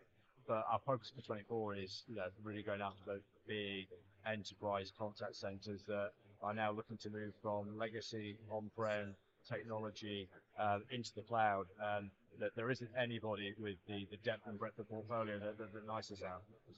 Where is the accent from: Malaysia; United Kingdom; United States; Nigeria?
Nigeria; moved away; I grew up in Nigeria.